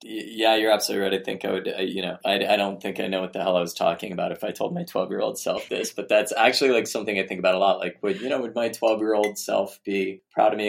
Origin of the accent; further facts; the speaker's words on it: Arizona, United States; the kind of educational environment I grew up in in Arizona